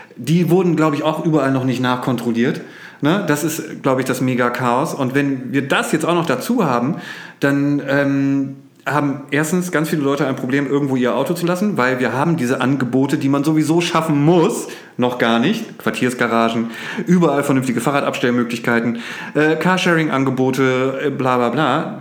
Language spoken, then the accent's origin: German; Oldenburg, Lower Saxony, Germany; als Oldenburger